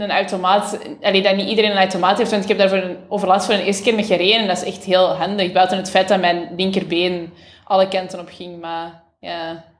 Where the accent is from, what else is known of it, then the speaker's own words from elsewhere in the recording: Boechout, Flanders, Belgium; ik ben van Vreemde, dus dat is een deelgemeente van Boeghout. Dus dat is zo, ja, rond van Antwerpen.